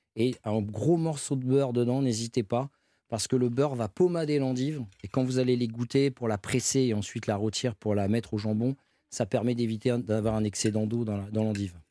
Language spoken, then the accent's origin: French; Valenciennes, Hauts-de-France, France; moved away; also born or lived in Belgium / Paris; je suis né à Valenciennes, voilà. Et j'ai fait des études en Belgique